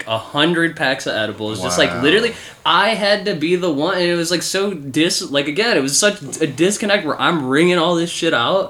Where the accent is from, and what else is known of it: Illinois, United States